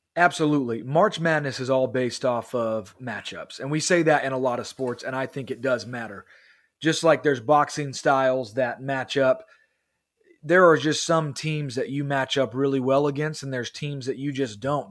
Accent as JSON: {"language": "English", "town": "Kansas City", "region": "Missouri", "country": "United States", "said": "we're both from Kansas City, and I don't really like the Missouri team, and we both live in Missouri"}